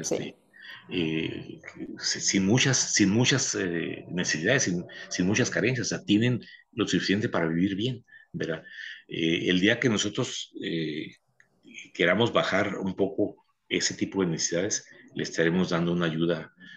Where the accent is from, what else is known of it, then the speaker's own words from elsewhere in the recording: Baja California, Mexico; pienso en Baja California, en mi tierra